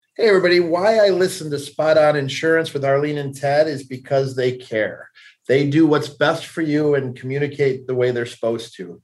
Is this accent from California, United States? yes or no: no; Cleveland, Ohio, United States; I grew up in Cleveland, Ohio, just east of Cleveland, about 20 mm-hmm. miles